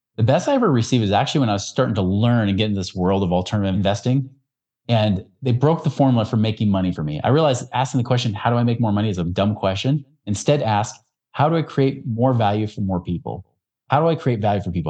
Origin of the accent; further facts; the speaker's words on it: Oregon, United States; where I grew up in Oregon